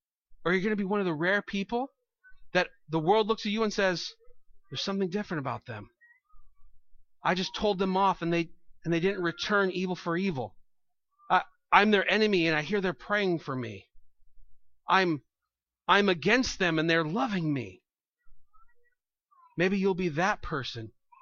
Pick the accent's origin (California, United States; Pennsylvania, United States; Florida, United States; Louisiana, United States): California, United States; now in New York, United States; I don't know if it's just New York or something, upstate New York, because I come from California, and people swear there too, but here it's like a religion.